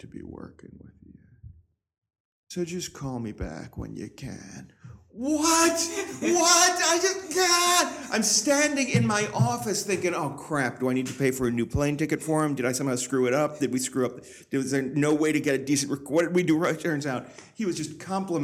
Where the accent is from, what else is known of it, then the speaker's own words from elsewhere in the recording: Schuylerville, New York, United States; moved away; also born or lived in Hartford, Connecticut; Grew up in upstate New York, mm-hmm. in a small town called Schuylerville